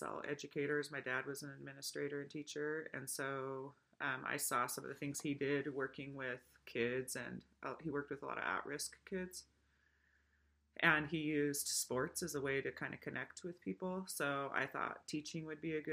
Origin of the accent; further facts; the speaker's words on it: Washington, United States; moved away as an adult; also born or lived in Utah; now in Idaho, United States; I was born in Utah, but raised in Washington